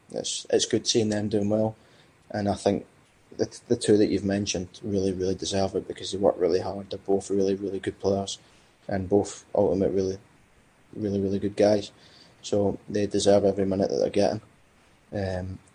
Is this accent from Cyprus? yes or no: yes; Cyprus; born there; Because obviously I was born in Cyprus